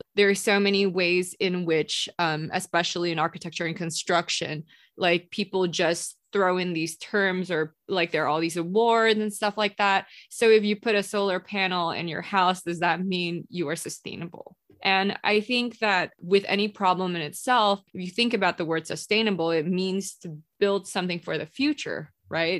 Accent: Singapore; moved away as an adult; also born or lived in Indonesia; now in Los Angeles, United States; I was born in Indonesia and then I moved to Singapore when I was about like five or six. And then I grew up in Singapore and I came here to LA for college

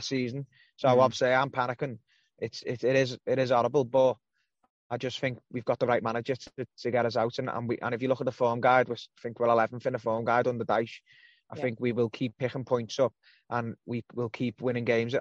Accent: Birkenhead, North West England, United Kingdom; I'm not even a scouser, I'm from Birkenhead

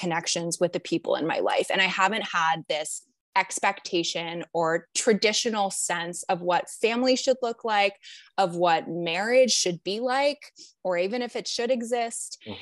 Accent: Canada; now in United States; I'm from Canada originally

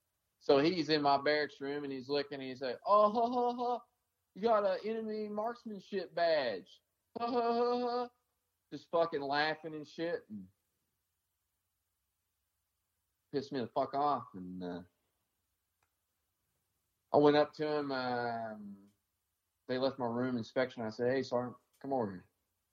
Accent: the South, United States; I've been treated like shit because I'm from the South.

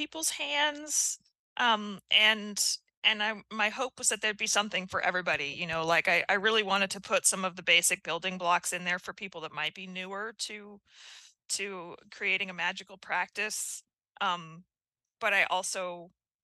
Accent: United States; as an American

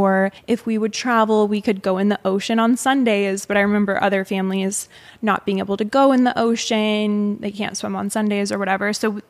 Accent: Mesa, Arizona, United States; And I grew up in Mesa, Arizona, just for reference, which is basically like a mini Provo. Like at the time, it was, I felt like it was all Mormons surrounding us. So very heavily influenced by Mormon culture.

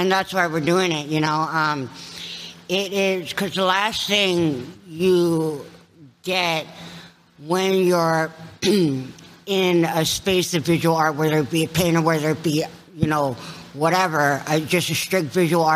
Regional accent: Kauai, Hawaii, United States; also born or lived in Los Angeles, California; now in Tucson, United States; born and raised on Kauai. In Hawaii, in Hawaii

